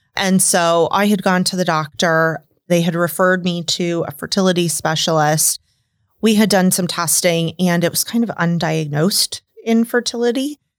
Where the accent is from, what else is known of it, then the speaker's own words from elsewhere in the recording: suburb of Des Moines, Iowa, United States; moved away as an adult; now in Omaha, United States; I grew up in, um, a suburb of Des Moines, Inc